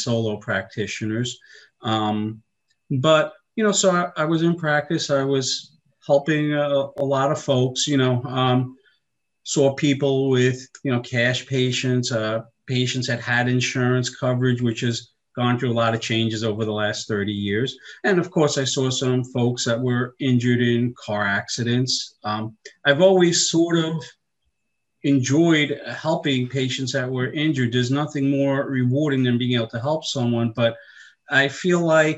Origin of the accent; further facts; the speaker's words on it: Long Island, New York, United States; I grew up in New York on Long Island, in case you can't tell from the accent